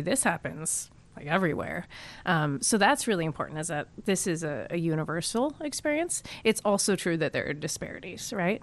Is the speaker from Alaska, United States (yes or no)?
yes; Alaska, United States; also born or lived in California / Massachusetts; I'm from Alaska